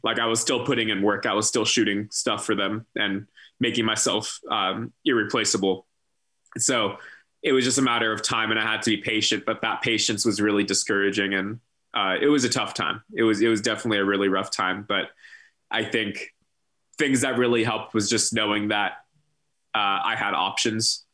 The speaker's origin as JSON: {"language": "English", "area": "San Francisco Bay Area", "region": "California", "country": "United States", "also_born_or_lived": "San Diego, United States / Minneapolis, United States", "moved": "as an adult", "lives_now": "Portland, Maine, United States", "said": "my move out of my mom's house in the san francisco bay area"}